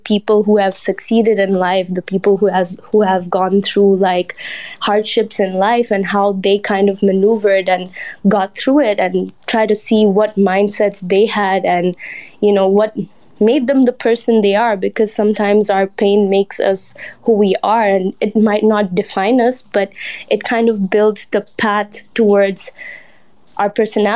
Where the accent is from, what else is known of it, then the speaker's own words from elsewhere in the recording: Indonesia; now in Malaysia; I'm from Indonesia, but I'm currently residing in Malaysia.